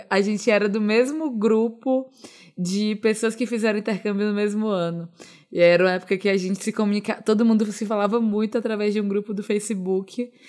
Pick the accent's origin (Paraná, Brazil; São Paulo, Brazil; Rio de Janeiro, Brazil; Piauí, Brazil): Piauí, Brazil; Eu sou do Piauí